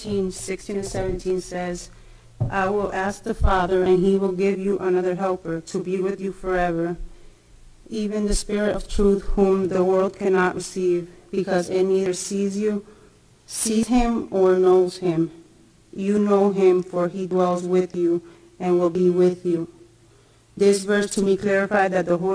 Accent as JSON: {"language": "English", "country": "Puerto Rico", "tie": "born or raised there", "said": "I was born in Puerto Rico."}